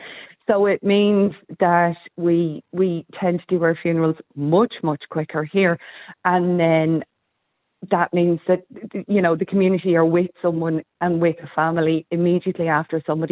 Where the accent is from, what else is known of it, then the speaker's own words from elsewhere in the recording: Ireland; I think as Irish, we ritualise our funerals very, very well.